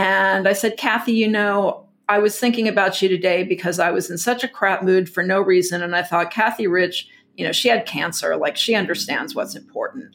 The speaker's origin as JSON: {"language": "English", "region": "Texas", "country": "United States", "tie": "born or raised there", "said": "growing up in Texas"}